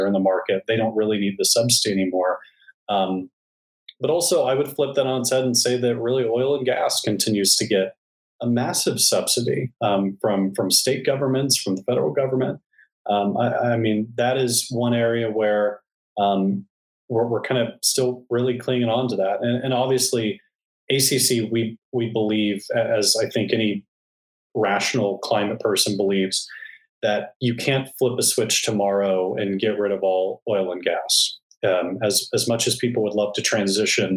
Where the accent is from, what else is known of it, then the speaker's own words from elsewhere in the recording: Texas, United States; as a Texan